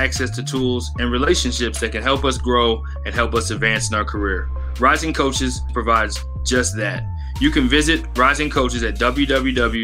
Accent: Texas, United States; moved away; I'm from Texas

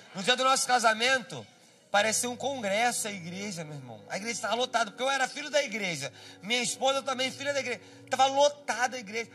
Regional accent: Nova Iguaçu, Rio de Janeiro, Brazil; Fui nascido e criado em Rodilândia, perto de Cacuia, Morraguda, Austin, Queimados, Comendador Soares.

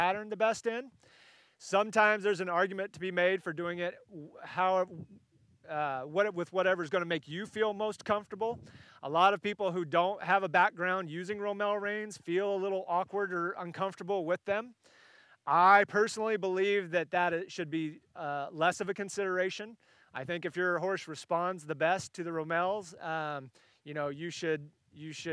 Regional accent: California, United States; born or raised there; moved away

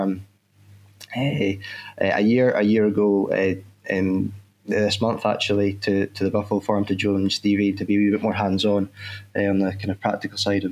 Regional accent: Crosshill, Scotland, United Kingdom; at home where I was brought up in Fife, just outside next coal mining village in Cross Hill

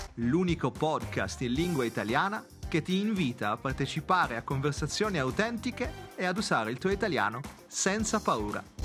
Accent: Italy

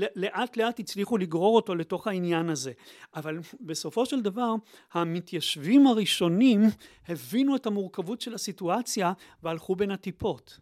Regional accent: Haifa, Haifa District, Israel; אני שגדלתי בחיפה

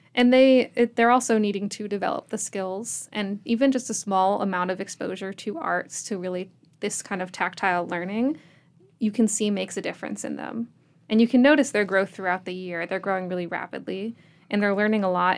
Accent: Richmond, Virginia, United States; now in Abingdon, United States; I'm from Richmond

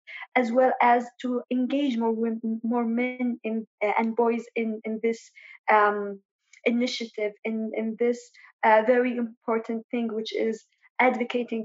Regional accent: Sanaa, Amanat Al Asimah, Yemen; moved away as an adult; also born or lived in Ibb, Yemen / Jordan / Lebanon / United Kingdom; now in United States; I am originally from Ib in Yemen, but I was born and raised in Sana'a

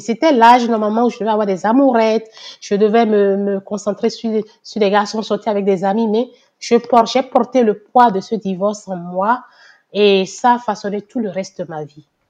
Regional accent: Benin; moved away as an adult; now in Canada; je suis née, j'ai grandi au Bénin

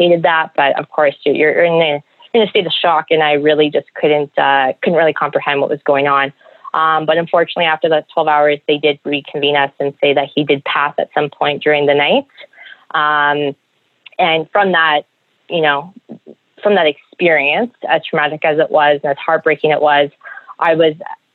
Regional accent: Toronto, Ontario, Canada; moved away; I'm originally from Toronto

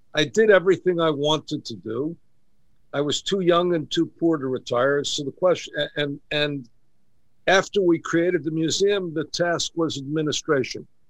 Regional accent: New York City, New York, United States; I grew up in Kew Gardens

